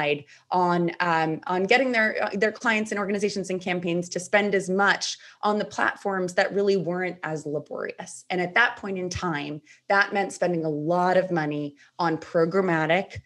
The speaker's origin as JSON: {"language": "English", "region": "Rhode Island", "country": "United States", "tie": "born or raised there", "also_born_or_lived": "Washington, D.C.", "moved": "as an adult", "said": "I am in my home state of Rhode Island"}